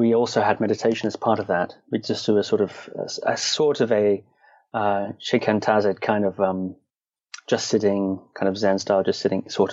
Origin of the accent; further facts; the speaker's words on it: Shetland Islands, Scotland, United Kingdom; I was born in Scotland, and I grew up on the Shetland Islands.